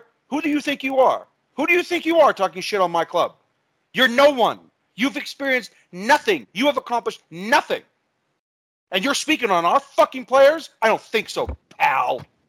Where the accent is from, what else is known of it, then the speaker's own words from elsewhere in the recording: United States; I'm American